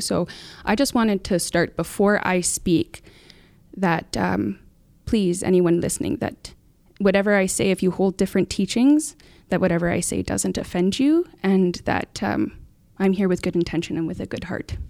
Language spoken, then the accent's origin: English; Muskeg Lake Cree Nation, Saskatchewan, Canada; I'm from Muskeg Lake Cremation. Uh, that's my home